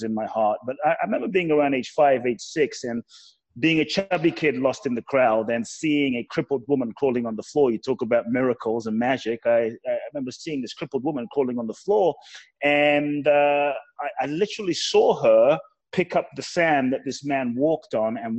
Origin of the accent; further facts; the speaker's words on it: London, United Kingdom; also born or lived in Ghana; now in Los Angeles, United States; And I grew up in London. So I was raised in London, UK